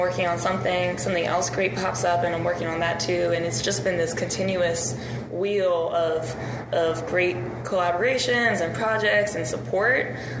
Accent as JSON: {"language": "English", "town": "Cheltenham", "region": "Pennsylvania", "country": "United States", "tie": "born or raised there", "moved": "as an adult", "lives_now": "Pittsburgh, United States", "said": "So, yeah, I've been here for about 9 years, I guess. And I'm originally from Cheltenham, which is north side of Philadelphia. Oh. I live there my whole life. And then I moved to Pittsburgh to go to college."}